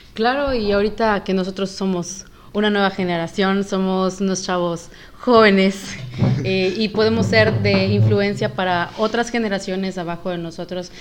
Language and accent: Spanish; Yucatán, Mexico; yo soy yucateca